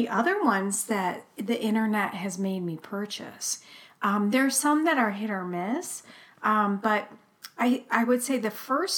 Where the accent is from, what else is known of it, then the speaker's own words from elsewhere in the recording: Ohio, United States; I was from Ohio. Oh my God. Because I am.